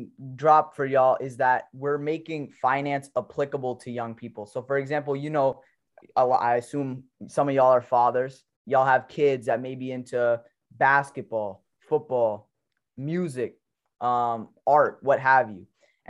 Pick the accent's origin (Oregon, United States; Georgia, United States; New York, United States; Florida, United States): Oregon, United States; Portland; also born or lived in Raleigh, North Carolina / Washington, District of Columbia, United States; I was born in Raleigh, North Carolina. And then I have grown up here in Portland, Oregon.